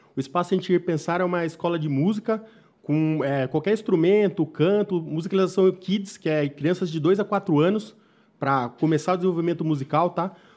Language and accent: Portuguese; Mairinque, São Paulo, Brazil; Nascido e criado em Mairink